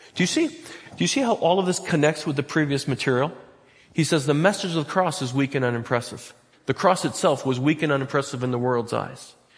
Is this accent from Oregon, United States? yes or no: yes; Butte Falls, Oregon, United States; I'm from Butte Falls.